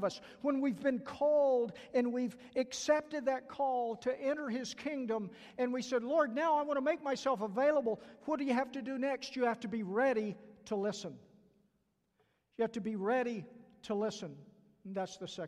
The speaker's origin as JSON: {"language": "English", "region": "the South", "country": "United States", "accent": "southern", "said": "my southern accent"}